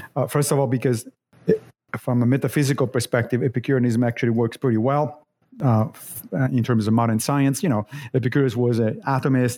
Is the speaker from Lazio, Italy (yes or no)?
yes; Rome, Lazio, Italy; moved away as an adult; also born or lived in Monrovia, Liberia / Connecticut, United States / Long Island, United States; now in United States; I grew up in Rome